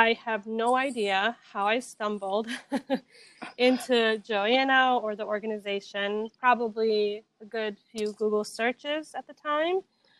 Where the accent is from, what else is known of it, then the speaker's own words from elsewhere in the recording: Grand Rapids, Michigan, United States; also born or lived in Bihać, Bosnia and Herzegovina; now in Atlanta, United States; I am originally from Bihać. I moved to the U.S. with my family at the age of 9. I grew up in Grand Rapids, Michigan, and now I do reside in Atlanta, Georgia